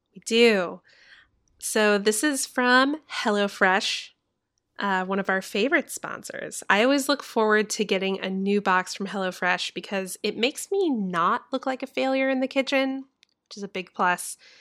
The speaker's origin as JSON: {"language": "English", "town": "Orlando", "region": "Florida", "country": "United States", "tie": "born or raised there", "said": "I was born in Orlando, Florida"}